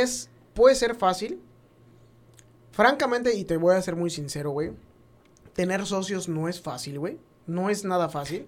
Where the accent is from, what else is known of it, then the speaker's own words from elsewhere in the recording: Mexico; uno como mexicano